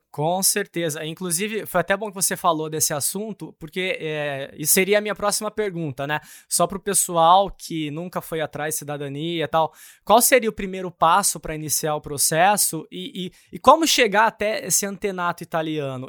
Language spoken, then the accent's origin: Portuguese; Ribeirão Preto, São Paulo, Brazil; moved away; eu nasci em Ribeirão Preto